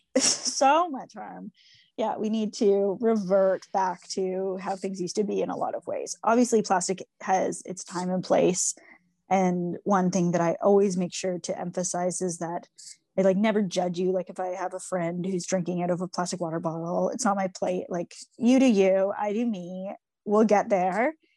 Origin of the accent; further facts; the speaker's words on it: Toronto, Ontario, Canada; I grew up in Toronto, on Toronto Island, um, which was a really special place to grow up